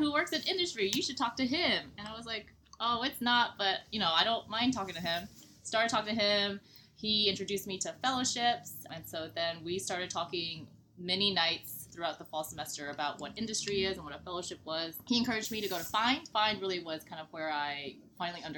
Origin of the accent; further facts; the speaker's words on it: Nashville, Tennessee, United States; accent: twang; moved away as an adult; now in New Jersey, United States; I'm from Nashville, Tennessee, in case you couldn't tell by my little twang.